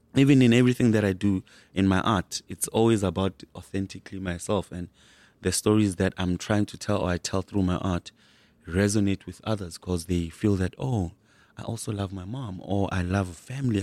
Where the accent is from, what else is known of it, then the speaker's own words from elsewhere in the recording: Soweto, Gauteng, South Africa; grew up in Soweto.